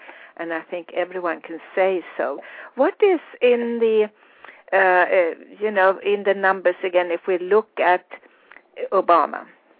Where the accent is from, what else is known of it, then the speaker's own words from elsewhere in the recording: Sweden; accent: Swedish international; English is a second language; now in United States; I'm Swedish, and of course I speak with my Swedish international accent.